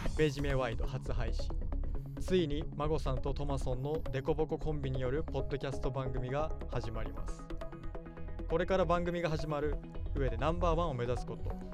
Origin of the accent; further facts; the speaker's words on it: Nagoya, Aichi, Japan; 地元の名古屋で